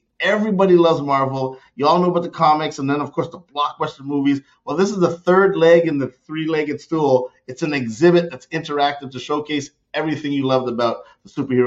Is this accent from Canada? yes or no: yes; Canada; moved away; growing up in Canada, I learned to ski